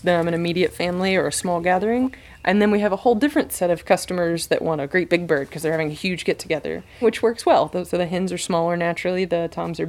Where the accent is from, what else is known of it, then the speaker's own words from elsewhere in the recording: Jackson County, Indiana, United States; they ended up buying this place. And I grew up here